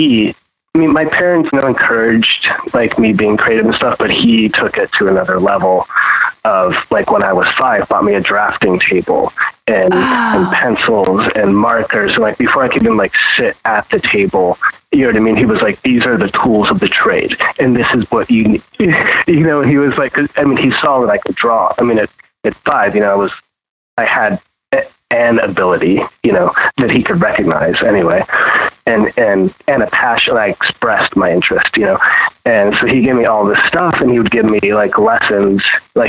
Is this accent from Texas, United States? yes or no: yes; Texas, United States; also born or lived in Pittsburgh; Yeah, I was born there, but I was raised in Texas. So my time and my memories, they were brief, but impactful. So I was born there, and I mean, we moved when I was five, going on six.